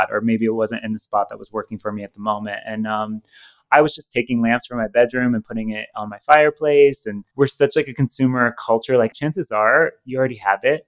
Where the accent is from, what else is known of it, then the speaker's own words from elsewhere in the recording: Ohio, United States; moved away; Growing up in Ohio with Midwestern values